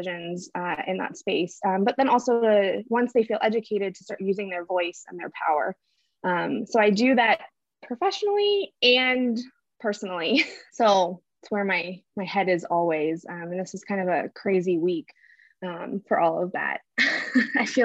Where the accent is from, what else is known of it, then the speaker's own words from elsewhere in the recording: Pittsburgh, Pennsylvania, United States; moved away as an adult; now in Norman, United States; I am originally from Pittsburgh, Pennsylvania.